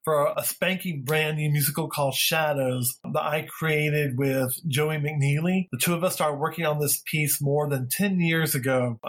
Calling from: New York City, New York, United States; I am calling from the Connolly Theater in New York City

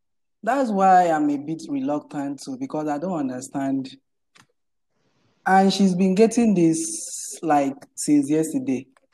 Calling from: Lagos, Nigeria; I'm joining here from Lagos, Nigeria.

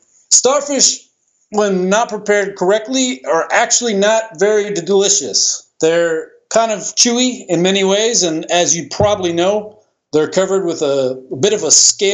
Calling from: Florida, United States; I'm calling in from Central Florida.

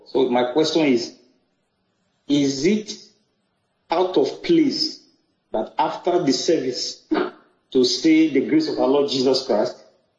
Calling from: Abuja, Federal Capital Territory, Nigeria; I'm calling from Abuja.

